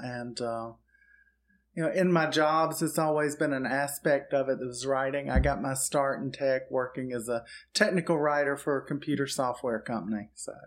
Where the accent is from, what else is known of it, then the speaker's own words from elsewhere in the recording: Auburn, Alabama, United States; moved away; I'm actually from Auburn, Alabama